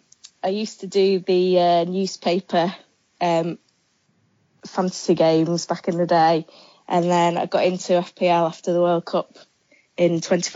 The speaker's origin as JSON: {"language": "English", "area": "Lincolnshire", "region": "East Midlands", "country": "United Kingdom", "moved": "yes", "lives_now": "Yorkshire, United Kingdom", "said": "I'm originally from Lincolnshire, but I'm living in Yorkshire and I'm a teacher."}